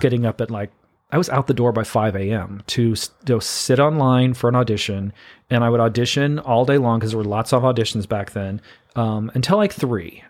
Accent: Missouri, United States; moved away as an adult; now in New York City, United States; small town Missouri boy, grew up about an hour south of downtown Saint Louis

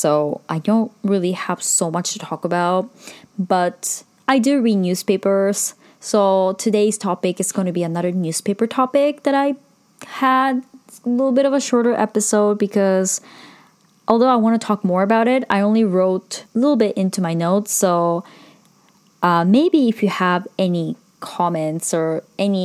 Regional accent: Sendai, Miyagi, Japan; moved away; which is in Sendai, my hometown.

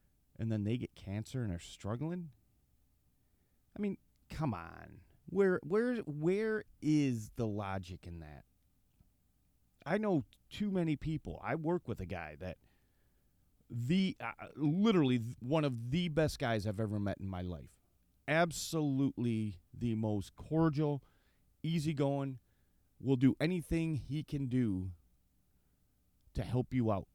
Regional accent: Michigan, United States; I grew up sheltered here in Michigan

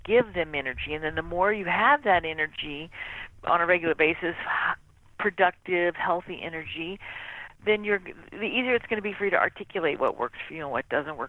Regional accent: Mississippi, United States; I grew up in Mississippi

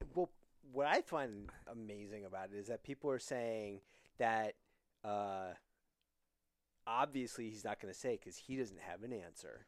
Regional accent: Wyoming, United States; now in New York City, United States; I grew up in Wyoming

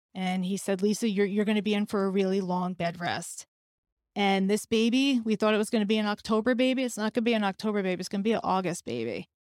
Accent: New York, United States; I'm a New Yorker who will have 9 11 etched in her heart forever

